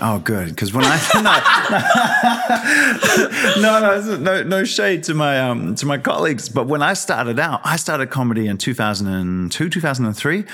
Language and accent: English; Wellington, New Zealand; also born or lived in Lower Hutt, New Zealand; I'm from the Hutt and Newtown and Wellington